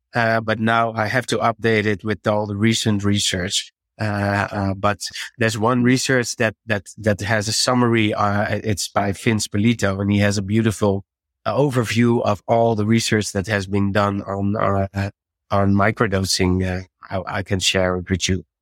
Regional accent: Netherlands; English is a second language; I have to, uh, get used to the English, I have to switch because I'm from Holland.

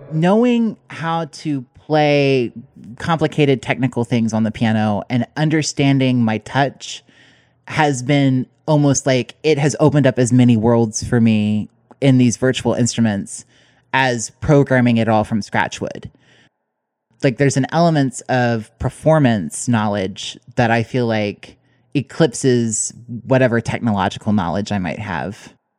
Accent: Kentucky, United States; I'm a composer from Kentucky

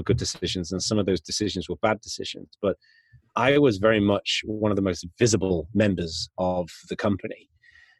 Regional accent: Yorkshire and the Humber, United Kingdom; I was growing up in North Yorkshire in the UK

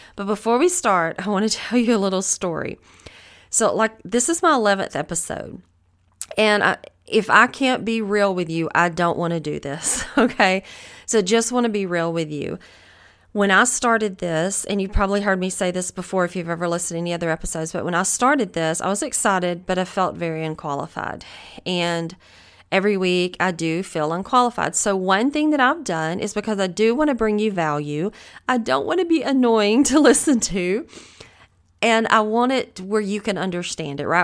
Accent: the South, United States; accent: Southern; I am from the South. I know that I have a Southern accent

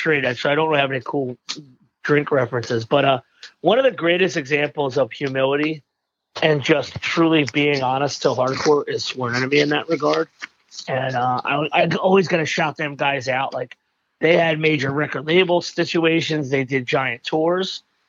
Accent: Philadelphia, Pennsylvania, United States; No, I was born in a hospital called St. Mary's, which was in the neighborhood of Fishtown.

